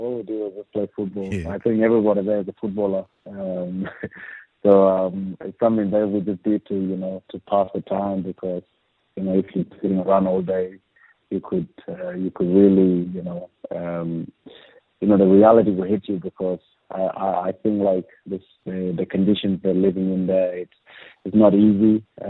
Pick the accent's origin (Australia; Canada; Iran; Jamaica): Australia; Andrews Farm, South Australia; born or raised there